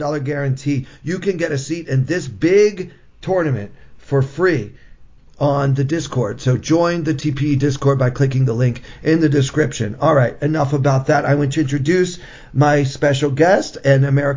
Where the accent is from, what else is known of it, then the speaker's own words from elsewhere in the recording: Baltimore, Maryland, United States; I grew up in the Baltimore metropolitan area